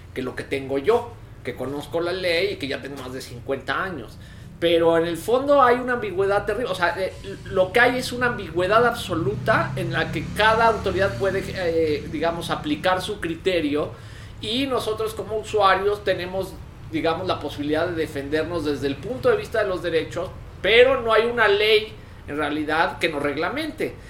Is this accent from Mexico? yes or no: yes; Mexico; como mexicanos